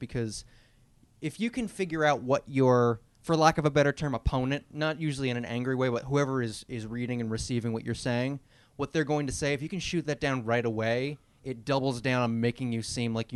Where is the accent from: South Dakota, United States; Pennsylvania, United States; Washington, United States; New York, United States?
New York, United States; Long Island; I grew up on Long Island